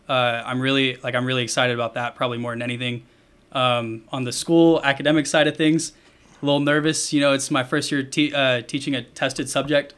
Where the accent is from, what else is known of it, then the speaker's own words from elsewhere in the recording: Bandera, Texas, United States; also born or lived in Plano, Texas; we moved down to Bandera.